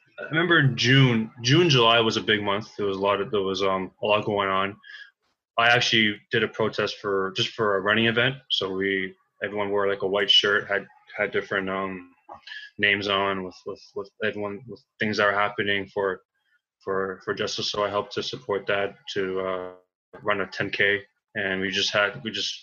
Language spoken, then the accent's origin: English; King City, Stouffville, Ontario, Canada; also born or lived in Toronto; There's a northern area down where I was really born from was around King City, Stouffville